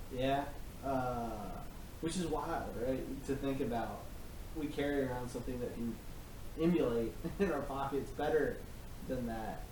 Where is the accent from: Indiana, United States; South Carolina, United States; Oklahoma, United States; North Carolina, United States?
North Carolina, United States; my home state